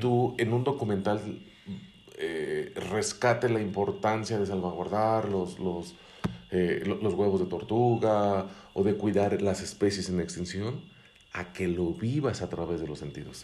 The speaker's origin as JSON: {"language": "Spanish", "country": "Mexico", "said": "como mexicanos perdemos la capacidad de asombro"}